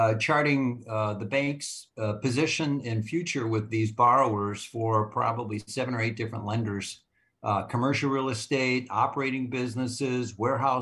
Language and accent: English; Minneapolis, Minnesota, United States; I'm from Minneapolis, Minnesota